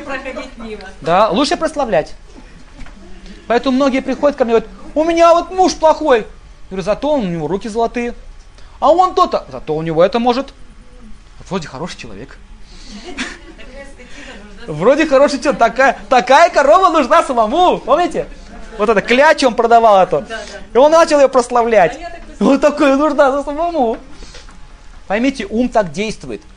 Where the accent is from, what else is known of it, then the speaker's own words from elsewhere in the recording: Russia; мы родились в России